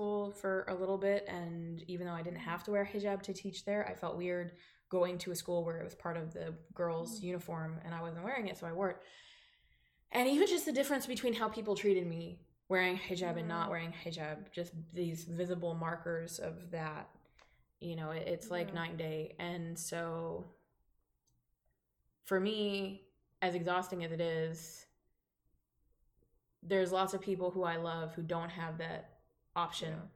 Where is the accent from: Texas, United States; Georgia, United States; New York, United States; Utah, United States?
Texas, United States; Dallas; born or raised there